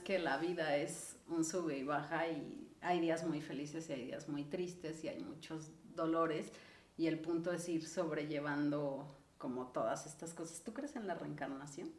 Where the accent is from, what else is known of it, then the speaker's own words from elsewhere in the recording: Ixtapan de la Sal, State of Mexico, Mexico; now in Mexico City, Mexico; yo crecí en Ixtapan del Asalto